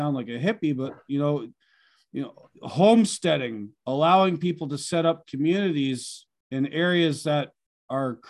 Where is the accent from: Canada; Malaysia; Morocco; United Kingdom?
Canada; moved away; I'm originally from Canada, just over the border, just over the St. Lawrence River from you.